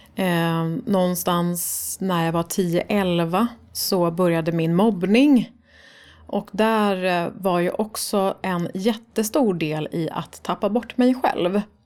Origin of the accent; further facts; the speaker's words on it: Stockholm, Stockholm County, Sweden; Jag är uppvuxen i Farsta